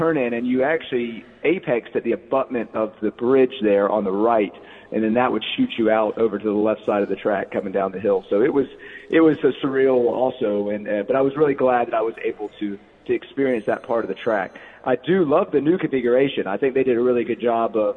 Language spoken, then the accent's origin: English; Lilburn, Georgia, United States; We grew up in Lilburn, Georgia